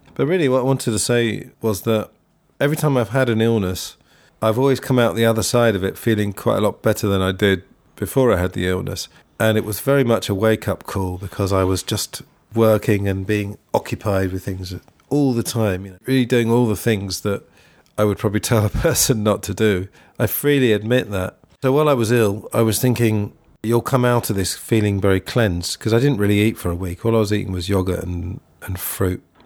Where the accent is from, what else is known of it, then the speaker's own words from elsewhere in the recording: England, United Kingdom; I'm English.